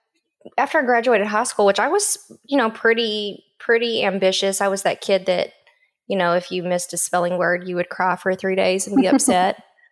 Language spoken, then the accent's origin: English; Calera, Oklahoma, United States; Calera, Oklahoma, which is outside of Durant, and I graduated from there. But when people ask, you know, where are you from, I always kind of hesitate because I'm not real sure. So just southeastern Oklahoma, anywhere in there is home, I guess you would say.